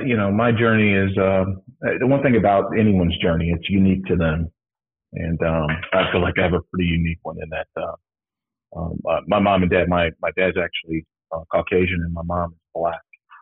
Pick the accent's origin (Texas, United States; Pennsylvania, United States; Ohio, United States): Ohio, United States; Cincinnati; growing up in Cincinnati, I grew up in the Kennedy Heights area. Which at the time was predominantly black.